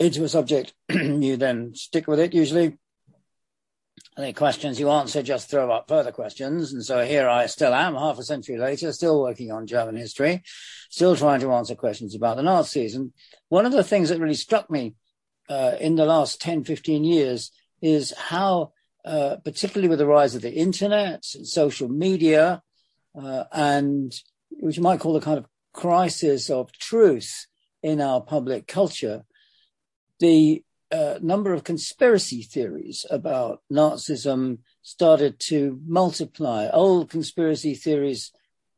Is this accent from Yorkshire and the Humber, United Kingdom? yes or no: no; London, United Kingdom; I grew up in London, on the eastern edges of London